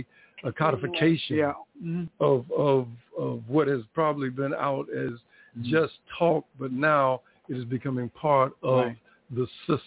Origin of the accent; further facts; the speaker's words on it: Chicago, Illinois, United States; also born or lived in Jersey City, New Jersey; now in Tulsa, United States; moved here from Jersey City, and born and raised in Chicago, Illinois.